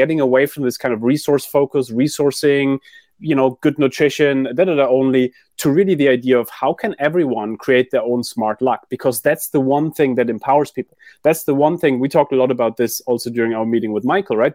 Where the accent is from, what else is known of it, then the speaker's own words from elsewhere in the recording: Germany; moved away; also born or lived in London / New York; I grew up in Germany